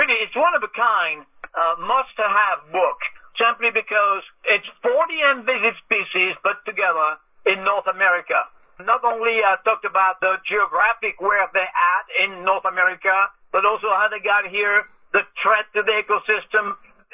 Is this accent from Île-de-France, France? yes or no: yes; Paris, Île-de-France, France; moved away as an adult; also born or lived in New Orleans; now in Baton Rouge, United States; I was born in Paris, France, and I moved here in the very early 80s